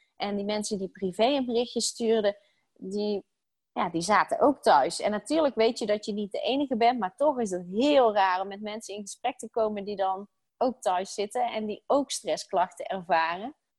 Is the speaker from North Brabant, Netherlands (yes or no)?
yes; North Brabant, Netherlands; moved away as an adult; now in Utrecht, Netherlands; Ik ben opgegroeid in Brabant